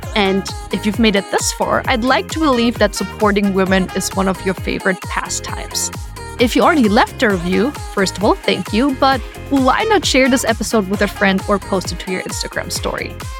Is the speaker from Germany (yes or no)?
yes; Germany; now in United States; I'm from Germany originally